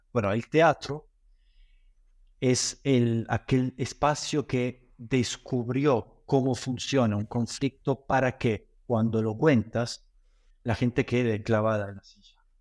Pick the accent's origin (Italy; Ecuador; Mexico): Italy; moved away as an adult; also born or lived in Granada, Spain / Buenos Aires, Argentina; me fui eh, de Italia, donde nací me formé hasta los 19 años